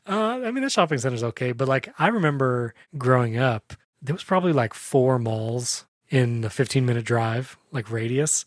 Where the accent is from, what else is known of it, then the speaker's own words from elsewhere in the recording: Lakeland, Florida, United States; here in Lakeland, Florida, my hometown